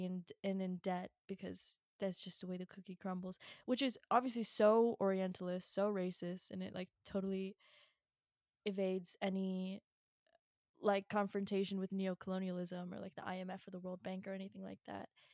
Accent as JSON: {"language": "English", "region": "Virginia", "country": "United States", "said": "I'm from Virginia"}